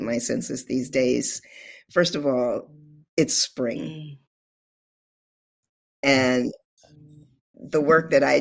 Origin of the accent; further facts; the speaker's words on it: California, United States; moved away as an adult; also born or lived in Oakland, California; now in Louisiana, United States; I'm from California